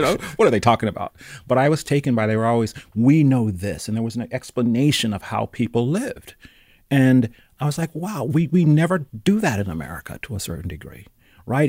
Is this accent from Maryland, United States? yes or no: no; Charlotte, North Carolina, United States; now in Oakland, United States; growing up in North Carolina